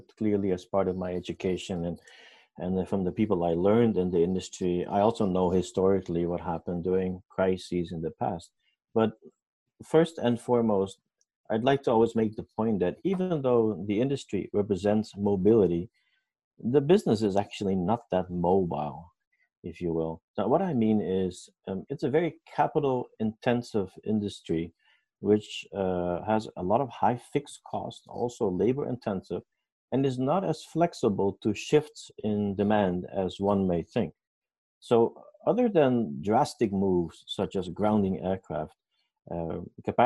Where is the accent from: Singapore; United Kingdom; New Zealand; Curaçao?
Curaçao; moved away; I was born in Curaçao, the Netherlands Antilles.